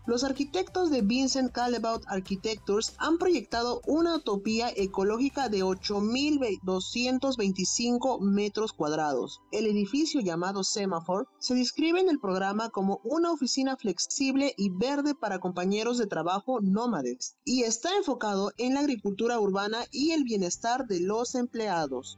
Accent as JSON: {"language": "Spanish", "town": "Chimbote", "region": "Ancash", "country": "Peru", "tie": "born or raised there", "said": "yo soy de Chimbote"}